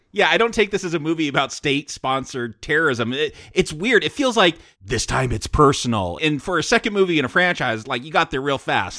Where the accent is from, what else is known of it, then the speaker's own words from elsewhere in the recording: United States; I'm American